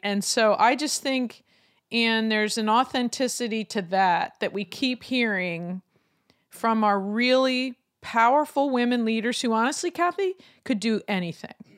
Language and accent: English; Lancaster, Pennsylvania, United States; my hometown of Lancaster